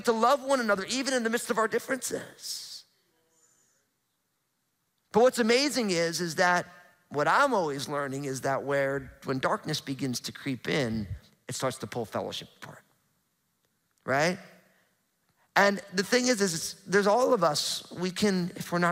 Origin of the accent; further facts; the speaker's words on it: New Jersey, United States; now in Pacific Northwest, United States; growing up in New Jersey, super hot, humid summers